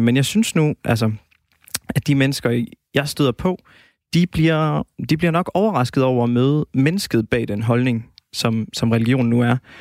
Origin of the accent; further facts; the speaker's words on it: Denmark; vi danskere